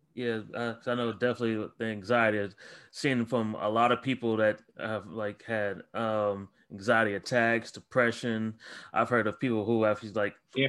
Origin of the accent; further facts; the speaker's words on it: Ohio, United States; I'm from Ohio